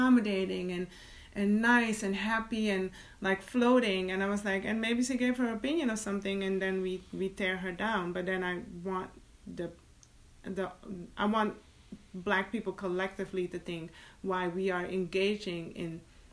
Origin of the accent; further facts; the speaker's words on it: Suriname; moved away; I was born in Suriname and that's my roots